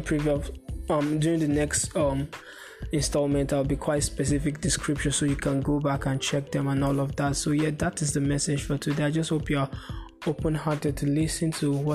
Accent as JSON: {"language": "English", "country": "Nigeria", "said": "I'm from Nigeria"}